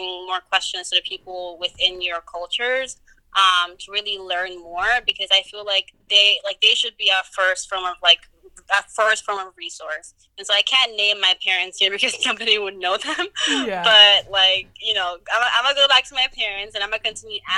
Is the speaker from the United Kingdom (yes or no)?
no; Guinea; now in United States; I was born here, but, like, I still immigrated because I was raised in Guinea for, like, half my life. So I was still brought here at some point when I was older.